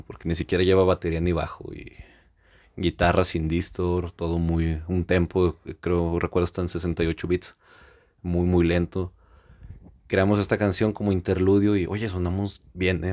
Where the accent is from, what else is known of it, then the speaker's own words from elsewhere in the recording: Mexico; somos mexicanos, que se note que somos mexicanos